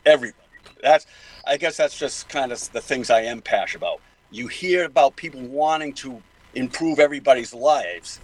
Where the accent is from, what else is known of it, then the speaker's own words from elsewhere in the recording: Boston, Massachusetts, United States; accent: Boston; my Boston accent